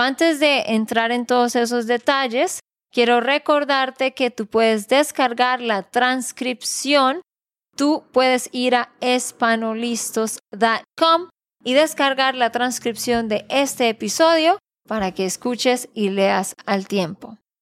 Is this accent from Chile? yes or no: no; Santander, Colombia; de Santander, Colombia.